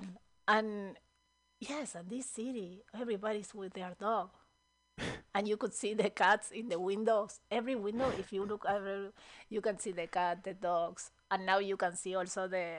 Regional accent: Buenos Aires, Argentina; moved away; I am from Buenos Aires

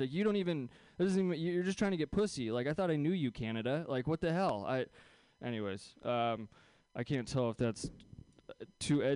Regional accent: Bay Area, just south of San Francisco, California, United States; I grew up here in the Bay Area, so it's a weird place to go to Catholic school, especially when you're like just south of San Francisco

